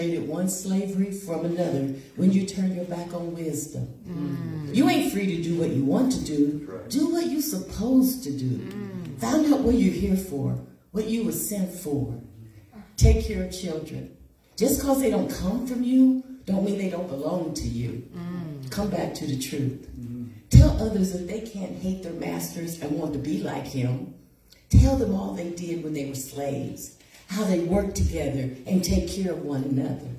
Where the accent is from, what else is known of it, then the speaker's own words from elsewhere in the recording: Hannibal, Missouri, United States; I was born in Hannibal, Missouri, a little town on the Mississippi River.